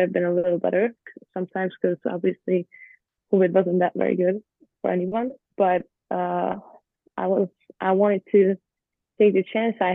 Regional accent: Budapest, Hungary; English is a second language; moved away as an adult; now in United States; I grew up in Budapest, which is a city, but Hungary itself is not a big country

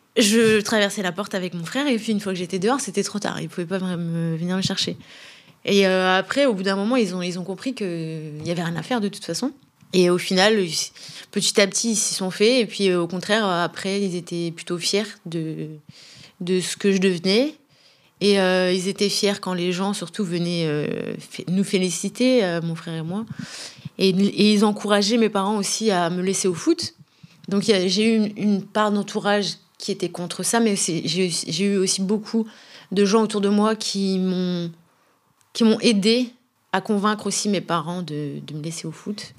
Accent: Brest, Brittany, France; also born or lived in Rabat, Morocco; je suis née au Maroc à Rabat. J'ai cinq frères et sœurs, une grande famille. Voilà, j'ai grandi à Brest

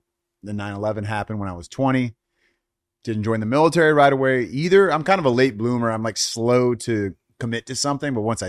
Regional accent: El Cerrito, California, United States; I grew up in the San Francisco Bay, in a town called El Cerrito. Most of my life there. I mean, I've lived in a lot of different places, a few different places in the Bay as well. But El Cerrito, which is right between Berkeley and Richmond.

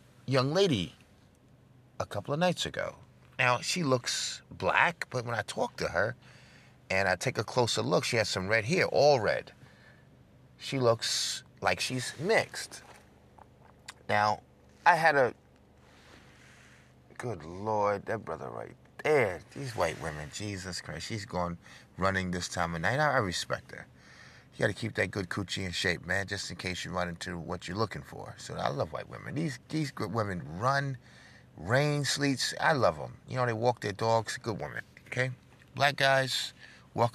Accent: New York, United States; I'm from New York

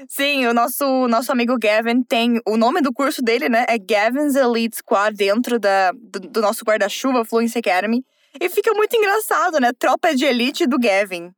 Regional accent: South Region, Brazil; eu sou do Sul

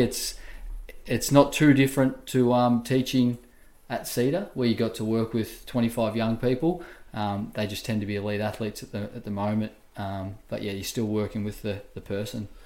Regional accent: Wangaratta, Victoria, Australia; I'm from Wangaratta originally. Um, and you know, I grew up playing a lot of sports, um, like you do in the country town

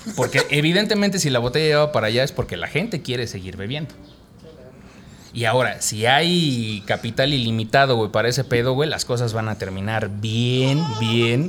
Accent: Mexico; como mexicanos

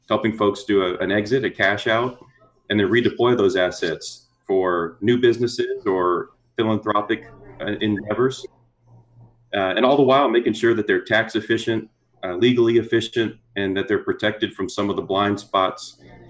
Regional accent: just south of New Orleans, Southern Louisiana, United States; moved away as an adult; also born or lived in Fort Worth, Texas; I'm originally from Southern Louisiana, grew up just south of New Orleans

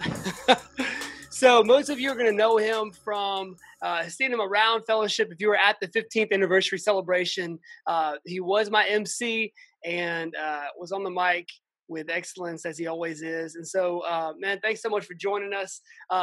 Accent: Atlanta, Georgia, United States; moved away; also born or lived in Memphis; my hometown of Atlanta, Georgia. We're both from Atlanta.

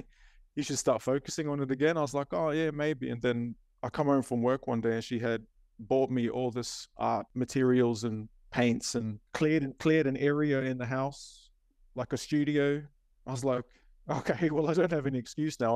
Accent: Cairns, Queensland, Australia; also born or lived in Auckland, New Zealand; Mum moved us back to Cairns in the late eighties. So I was about eight years old when we came back to Cairns.

